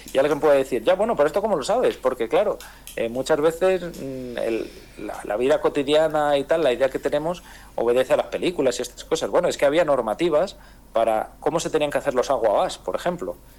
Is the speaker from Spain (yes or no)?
yes; Madrid, Community of Madrid, Spain; yo nací en Madrid